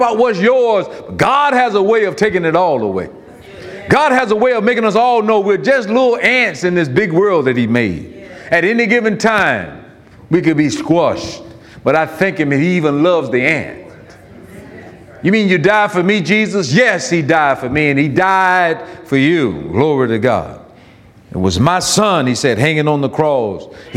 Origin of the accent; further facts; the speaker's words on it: Florida, United States; born or raised there